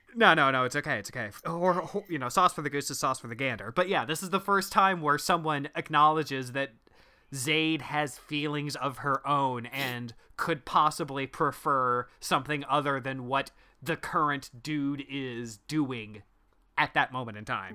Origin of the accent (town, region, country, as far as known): Midwest, United States; accent: Midwestern